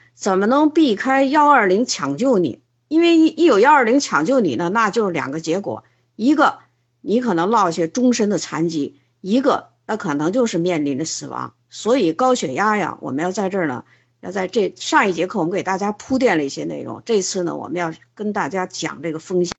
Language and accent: Chinese; China; 我们中国人